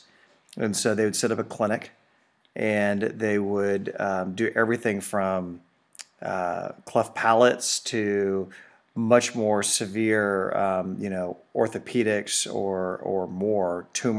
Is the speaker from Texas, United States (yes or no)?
yes; Houston, Texas, United States; I grew up in Houston.